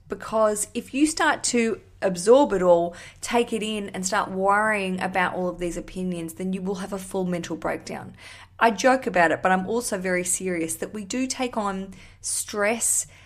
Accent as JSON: {"language": "English", "country": "Australia", "moved": "yes", "lives_now": "London, United Kingdom", "said": "I am an Australian. I live in London."}